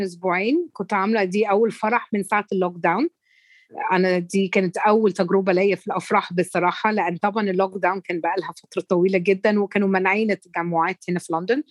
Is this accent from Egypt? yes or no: yes; Egypt; احنا كمصريين